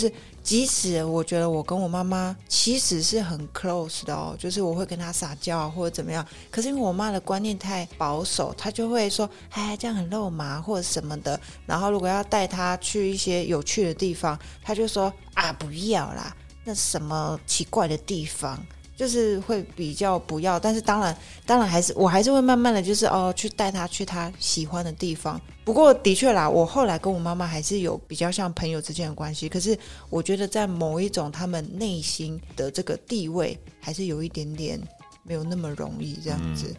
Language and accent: Chinese; Taiwan; 有没有以我们台湾人的角度来去看你们小时候非常不孝顺，或者是很孝顺的事情？